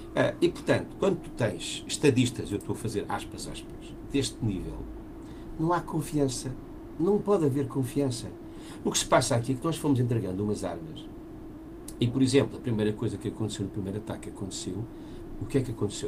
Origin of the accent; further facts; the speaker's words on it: Portugal; eu sou português